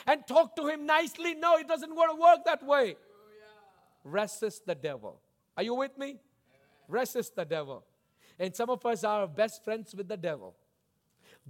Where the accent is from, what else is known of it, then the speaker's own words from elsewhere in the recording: South India, India; I grew up in the tropics. I grew up in South India